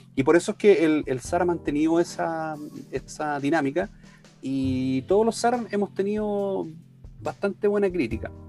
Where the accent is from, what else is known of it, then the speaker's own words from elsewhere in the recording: Chile; como buen chileno